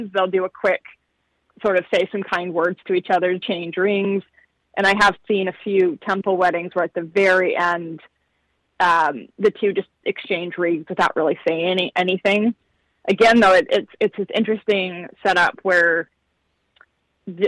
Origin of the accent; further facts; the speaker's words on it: Utah, United States; growing up in Utah